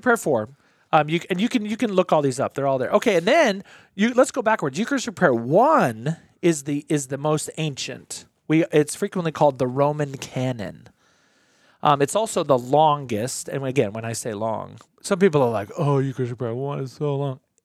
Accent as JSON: {"language": "English", "country": "United States", "said": "I'm an American"}